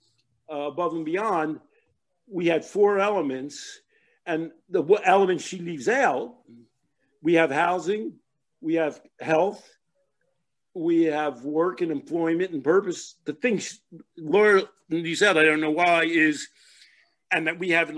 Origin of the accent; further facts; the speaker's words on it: Philadelphia, Pennsylvania, United States; I'm from Philadelphia. Before I was a teenager, my father had a shoe store